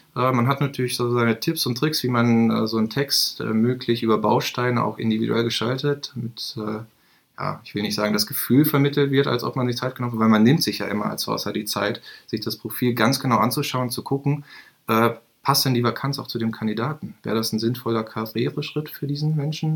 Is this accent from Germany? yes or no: yes; Bielefeld, North Rhine-Westphalia, Germany; ich bin gebürtiger Bielefelder, habe hier nach meinem Abitur